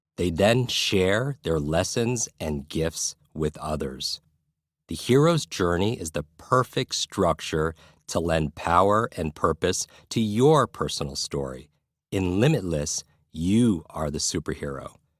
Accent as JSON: {"language": "English", "area": "Westchester County", "region": "New York", "country": "United States", "tie": "born or raised there", "said": "I grew up in Westchester County, a suburb of New York City"}